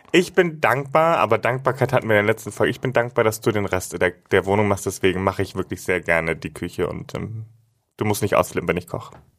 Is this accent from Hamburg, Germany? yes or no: yes; Hamburg, Germany; bei uns, wo ich groß geworden bin, gab es immer nur den Bus. Und das war einfach ein Highlight, wenn ich mit meiner Oma zum Beispiel mit dem Schiff von Finkenwerder aus